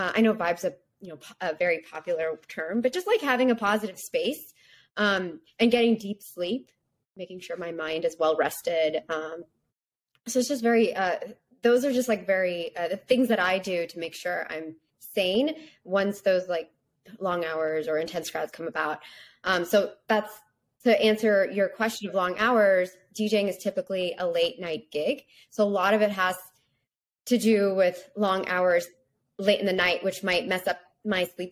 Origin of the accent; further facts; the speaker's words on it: Texas, United States; I'm from Texas